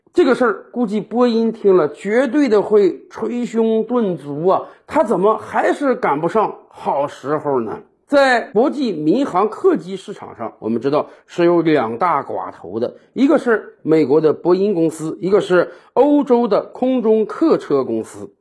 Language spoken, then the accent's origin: Chinese; China; 我们中国人也是人